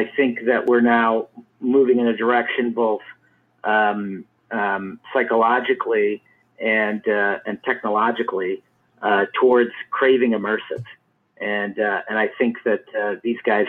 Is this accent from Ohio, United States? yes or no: yes; Cleveland, Ohio, United States; I grew up in Cleveland, Ohio